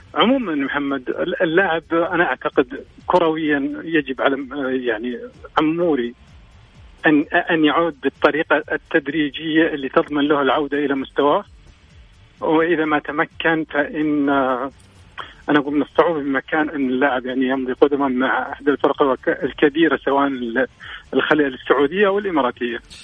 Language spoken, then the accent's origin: Arabic; Al-Qassim, Saudi Arabia; عندنا مثل بالقصيم